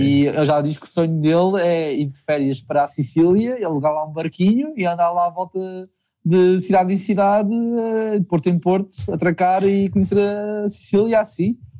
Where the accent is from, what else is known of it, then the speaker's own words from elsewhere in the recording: Lisbon, Portugal; moved away; also born or lived in Faro, Algarve; eu sou de Lisboa